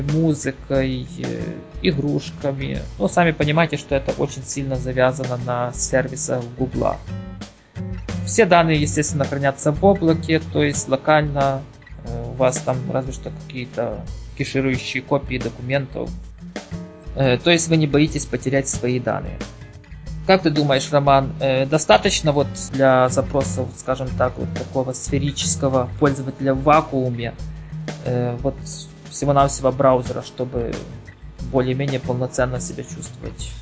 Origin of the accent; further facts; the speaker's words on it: Ukraine; я с Украины